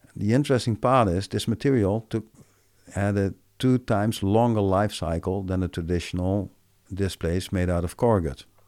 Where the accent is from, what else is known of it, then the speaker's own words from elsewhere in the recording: Netherlands; I'm from Belanda